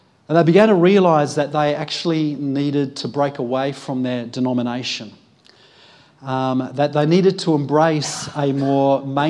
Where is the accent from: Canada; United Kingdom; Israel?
United Kingdom; being British myself